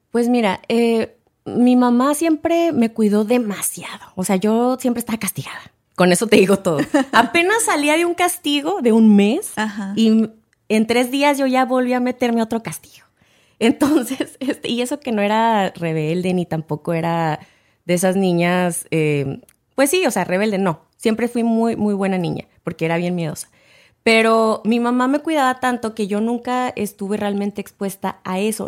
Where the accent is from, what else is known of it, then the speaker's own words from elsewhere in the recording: Ciudad Juárez, Chihuahua, Mexico; also born or lived in El Paso, Texas; now in United States; yo nací en El Paso, Texas, pero crecí en Ciudad Juárez, Chihuahua, porque eh, mi familia pues vivía allá